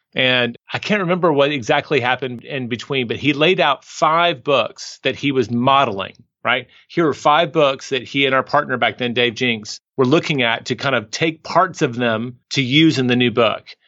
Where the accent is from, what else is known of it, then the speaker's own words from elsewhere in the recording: the South, United States; moved away as an adult; also born or lived in New York City / Paris; now in Austin, United States; I'm from the South in the United States